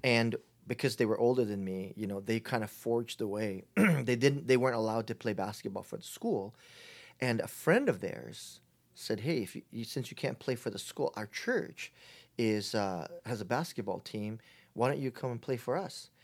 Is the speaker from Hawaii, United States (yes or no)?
yes; Honolulu, Hawaii, United States; moved away as an adult; now in San Diego, United States; I was, uh, born and raised in Hawaii, in Honol-, Honolulu, Hawaii